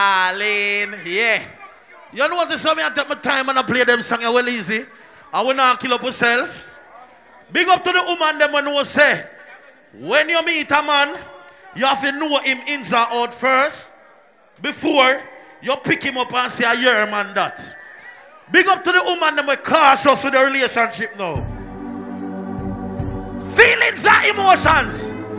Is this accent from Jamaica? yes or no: yes; Jamaica; now in United States; Because so we stay as Jamaican. I lie me a tell. Me a say this now. When me a come to America, me flood this with my relationship at Jamaica. Me left my girlfriend down there.